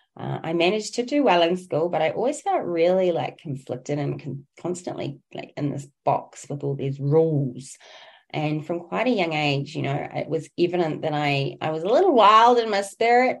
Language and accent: English; New Zealand; I originate from Aotearoa, New Zealand